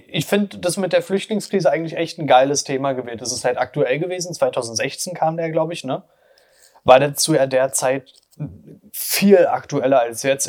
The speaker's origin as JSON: {"language": "German", "region": "Berlin", "country": "Germany", "tie": "born or raised there", "said": "Oder auch gerade so Ostberlin, so Köpenick, die Gegend, da bin ich halt aufgewachsen"}